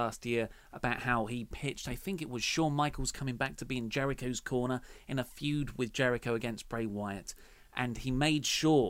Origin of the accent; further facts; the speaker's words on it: Dartford, South East England, United Kingdom; Well, I am from Dartford, and that's that's how everyone from Dartford sounds, and how I used to sound until I effectively did My Fair Lady to myself.